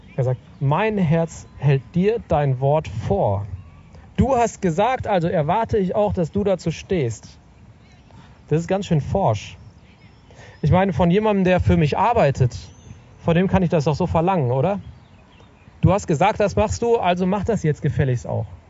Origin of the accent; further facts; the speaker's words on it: Sauerland, North Rhine-Westphalia, Germany; im Sauerland, wo ich aufgewachsen bin